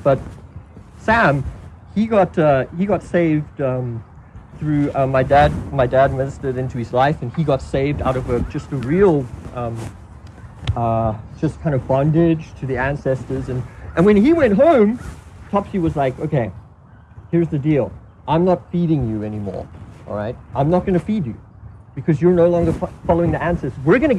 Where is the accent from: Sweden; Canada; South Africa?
South Africa; I grew up in South Africa, and when I was 6, we moved up north to plant a church among a very poor people group called the Basutu people group.